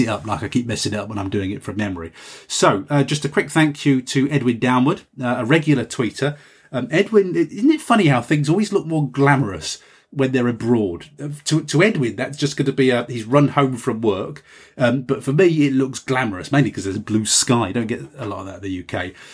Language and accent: English; United Kingdom; I'm just a Brit